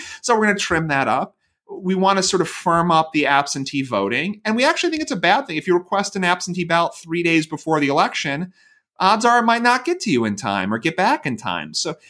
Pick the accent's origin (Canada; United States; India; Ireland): United States; Iowa; So I come from Iowa, so I can think about this.